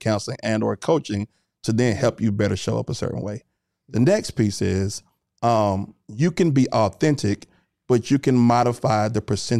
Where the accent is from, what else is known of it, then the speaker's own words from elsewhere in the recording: Atlanta, Georgia, United States; I'm from Atlanta.